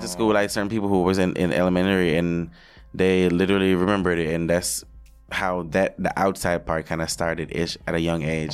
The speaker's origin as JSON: {"language": "English", "country": "Jamaica", "tie": "born or raised there", "also_born_or_lived": "Hanover, Jamaica / Montego Bay, Saint James, Jamaica", "moved": "as an adult", "lives_now": "New York, United States", "said": "my life growing up in Jamaica"}